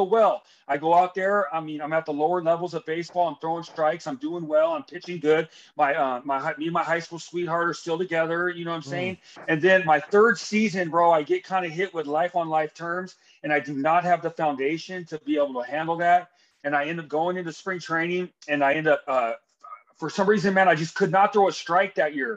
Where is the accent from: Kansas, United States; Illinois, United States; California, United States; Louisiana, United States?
California, United States; Hesperia; I grew up in Hesperia, California